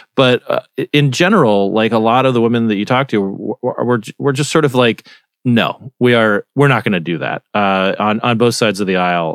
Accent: Arizona, United States; I'm from Arizona

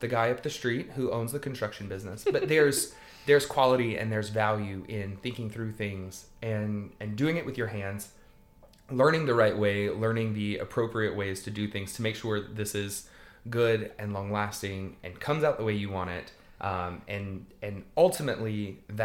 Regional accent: South Louisiana, United States; I grew up in South Louisiana

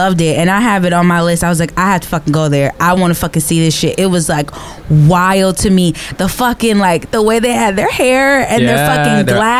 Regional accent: Los Angeles, California, United States; I'm from South Central.

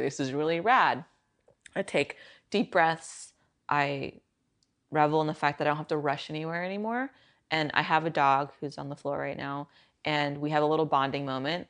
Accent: Silicon Valley, California, United States; growing up in Silicon Valley

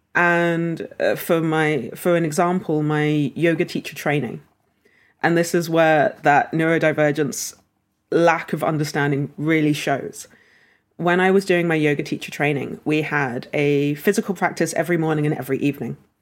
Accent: London, United Kingdom; we lived in London.

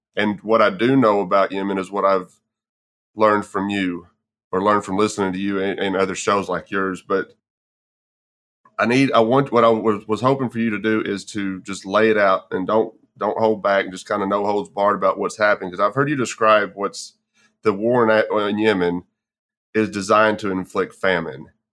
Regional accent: Texas, United States; moved away; I'm originally from Texas myself

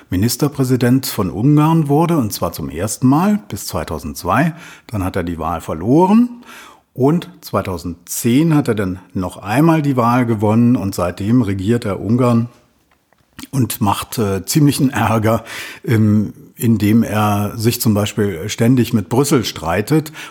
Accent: Berlin, Germany; accent: German; now in Vienna, Austria; Wie man an meinem Akzent unschwer hören kann, bin ich ein Piefke, ein Deutscher. Ich komme aus Berlin und äh, ich bin in Wien hängen geblieben.

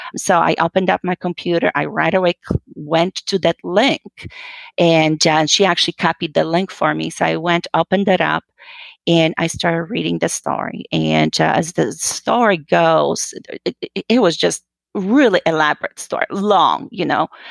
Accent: Poland; moved away as an adult; I'm originally actually from Poland. Uh, you know, I was born and raised, and I came here uh, when I was well just about 19 years old after high school

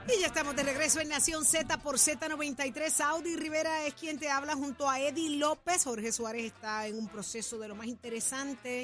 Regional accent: Jayuya, Puerto Rico; Yo que soy de Jayuya

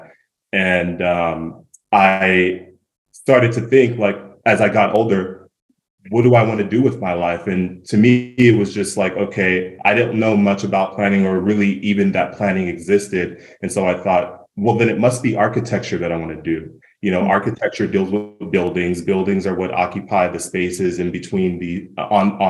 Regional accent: Yucca Valley, California, United States; also born or lived in Los Angeles; I grew up in Yucca Valley

